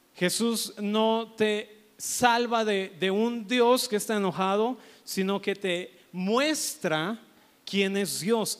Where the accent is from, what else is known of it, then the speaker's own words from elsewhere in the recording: Mexico; Nosotros como mexicanos